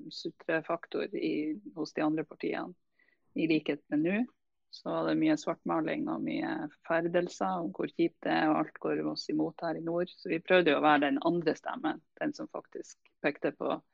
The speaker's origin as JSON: {"language": "Norwegian", "region": "Nordland", "country": "Norway", "said": "som nordlending"}